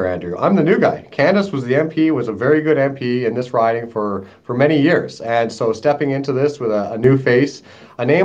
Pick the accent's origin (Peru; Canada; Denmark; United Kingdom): Canada; Portage la Prairie, Manitoba; my hometown here in Portage